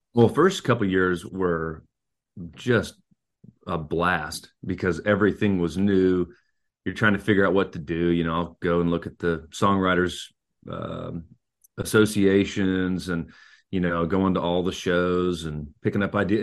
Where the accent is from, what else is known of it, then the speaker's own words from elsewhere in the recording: Eugene, Oregon, United States; moved away as an adult; now in Nashville, United States; I'm a native Oregonian. I grew up in Eugene